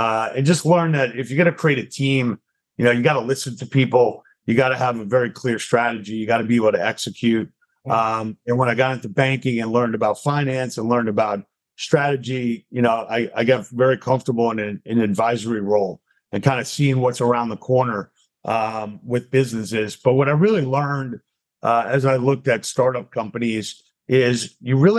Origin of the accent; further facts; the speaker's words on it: Long Island, New York, United States; moved away as an adult; also born or lived in Atlanta; I grew up in Long Island, went to Emory, right by you down in Atlanta, undergrad